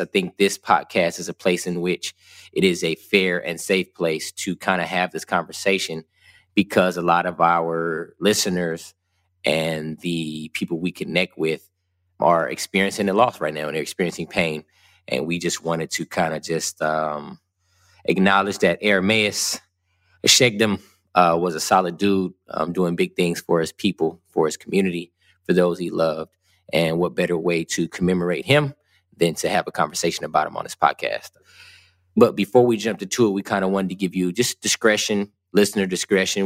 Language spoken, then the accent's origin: English; West Covina, California, United States; also born or lived in Ontario, California; I grew up in Southern California, in West Covina and Ontario, which are about 36 miles east of Los Angeles.